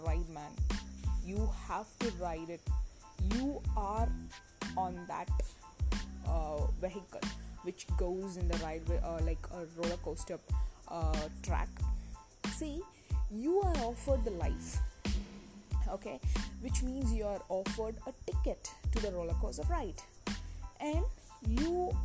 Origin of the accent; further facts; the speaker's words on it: Coimbatore, Tamil Nadu, India; from Coimbatore